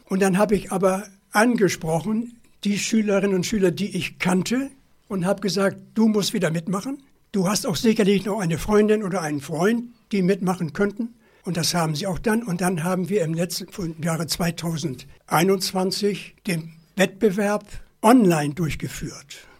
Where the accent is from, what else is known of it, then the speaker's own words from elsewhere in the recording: near Cuxhaven, Lower Saxony, Germany; first language Low German; German is a second language; moved away; ich komme in meinen Heimatort, der liegt an der Küste in der Nähe von Cuxhaven